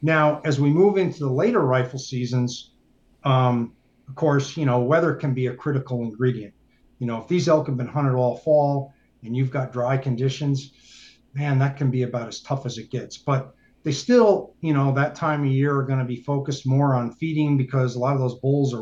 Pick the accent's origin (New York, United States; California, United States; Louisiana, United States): New York, United States; moved away; also born or lived in Colorado; me growing up in New York State